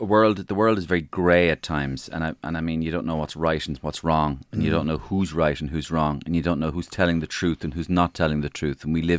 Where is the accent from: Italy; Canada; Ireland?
Ireland; But it's the best of being Irish.